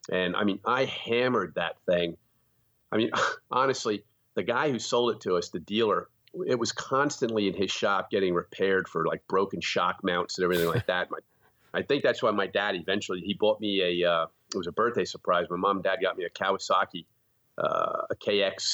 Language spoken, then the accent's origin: English; hard coal region of Pennsylvania, United States; also born or lived in Easton, Pennsylvania; I grew up in a rural area in the hard coal region of Pennsylvania